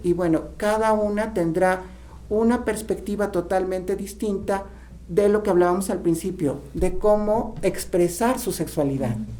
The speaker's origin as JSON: {"language": "Spanish", "region": "Tlaxcala", "country": "Mexico", "said": "como, mexicanos, como tlaxcaltecas"}